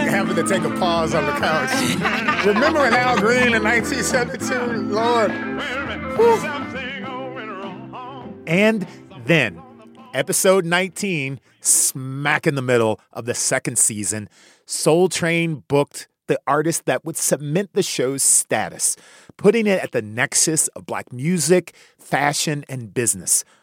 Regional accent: Chicago, Illinois, United States; my hometown, Chi Town, Chicago

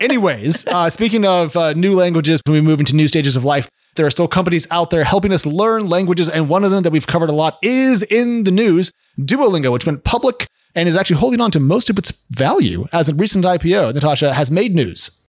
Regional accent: Oregon, United States; I grew up in Oregon on a house that had a well because we were out, uh, out of town a little bit

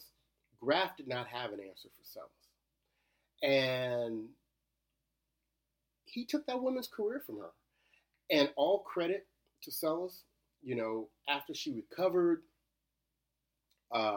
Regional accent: Shreveport, Louisiana, United States; moved away; also born or lived in Cincinnati, Ohio; I'm originally from Shreveport

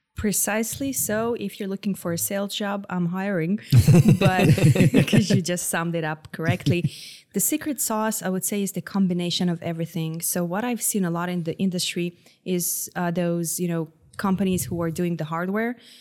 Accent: Israel; moved away as an adult; now in Houston, United States; I'm from Israel

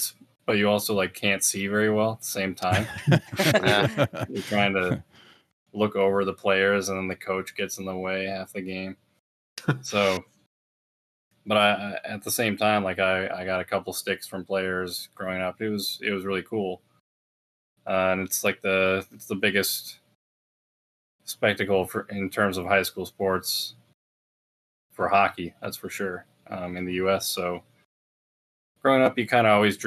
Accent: Minnesota, United States; moved away as an adult; also born or lived in Washington; I grew up in Minnesota, and my parents were always going to go for hockey games, University of Minnesota

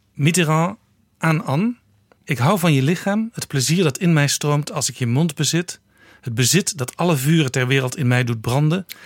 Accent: Amsterdam, North Holland, Netherlands; ik als Amsterdammer

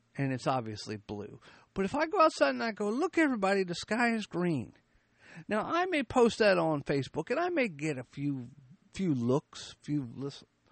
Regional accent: United States; we as the American people

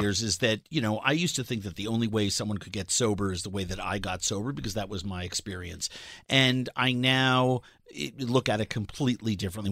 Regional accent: New York City, New York, United States; moved away; I'm a culinarian from New York City

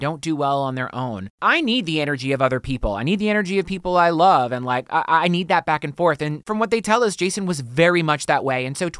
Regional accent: the South, United States; I grew up in the South.

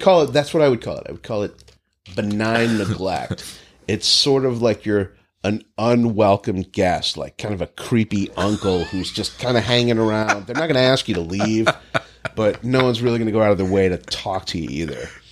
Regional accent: Northeast, United States; moved away; growing up in the Northeast

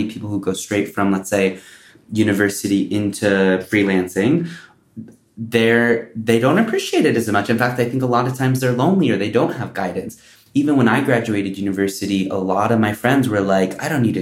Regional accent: United States; moved away as an adult; also born or lived in New York / Singapore; especially being American

